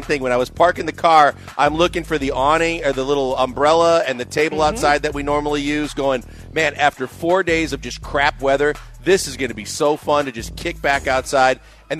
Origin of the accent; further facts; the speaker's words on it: Wisconsin, United States; also born or lived in Midwest; now in Houston, United States; I'm from Wisconsin. I'm a cheese connoisseur.